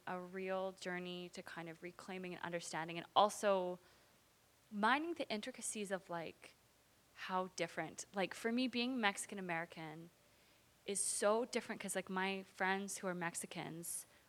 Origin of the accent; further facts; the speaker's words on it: Vancouver, British Columbia, Canada; also born or lived in Los Angeles, California, United States; I grew up in East Vancouver